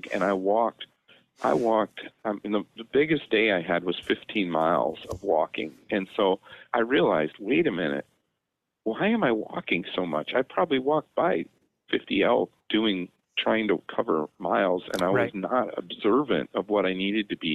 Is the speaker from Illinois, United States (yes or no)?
yes; Illinois, United States; I'm a veterinarian from Illinois